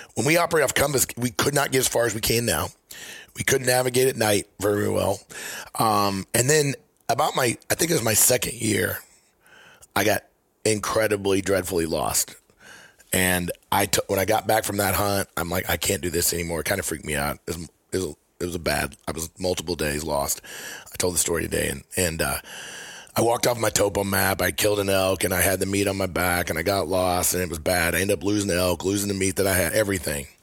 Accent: Missouri, United States; I'm from Missouri

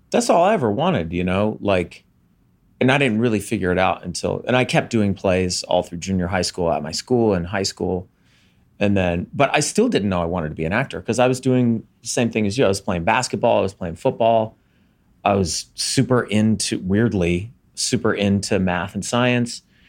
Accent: Montgomery, Alabama, United States; in my hometown in Montgomery, Alabama

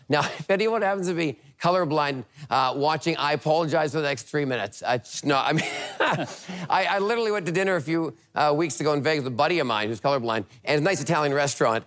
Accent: Vancouver, British Columbia, Canada; also born or lived in Tennessee; now in United States; I'm originally from Vancouver, Canada. I've been here for about 20 years now.

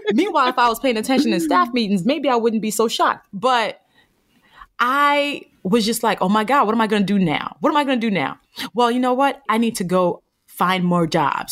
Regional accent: Nigeria; a Black woman from Nigeria, 'cause I was born in Nigeria

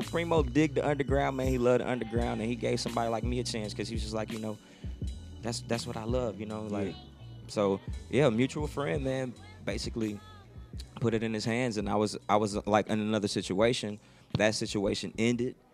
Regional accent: Houston, Texas, United States; growing up in Houston, man. When I grew up in Houston

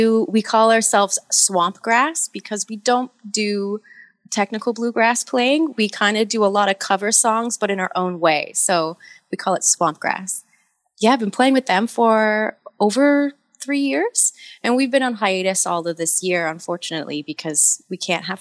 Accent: Newmarket, Ontario, Canada; moved away as an adult; also born or lived in Canmore, Alberta; I grew up in Ontario, just in Newmarket, a bit north of Toronto

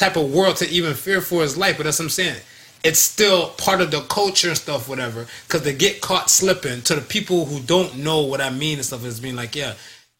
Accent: United States; I grew up in America.

